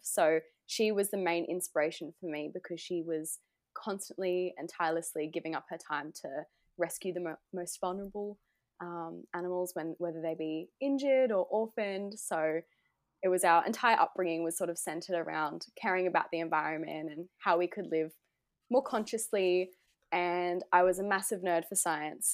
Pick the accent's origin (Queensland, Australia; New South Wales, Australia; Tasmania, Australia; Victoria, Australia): Queensland, Australia; Gold Coast; I'm from the Gold Coast, Australia